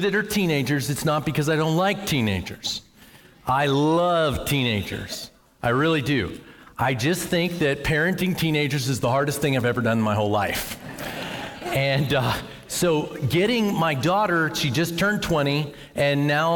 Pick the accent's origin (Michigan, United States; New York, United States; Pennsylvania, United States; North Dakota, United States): Pennsylvania, United States; Western; now in Noblesville, United States; I came from Western Pennsylvania, and that is a coal mining town